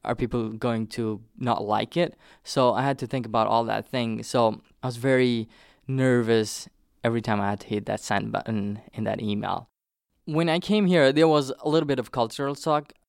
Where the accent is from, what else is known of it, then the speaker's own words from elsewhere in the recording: southern Nepal, Nepal; first language Nepali; English is a second language; moved away as an adult; also born or lived in Hartford; now in United States; I grew up in the plains